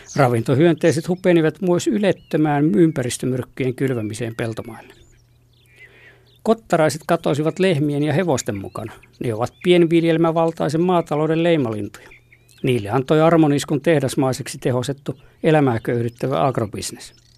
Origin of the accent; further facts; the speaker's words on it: Lappeenranta, South Karelia, Finland; Lapsuuteni maisemissa Lappeella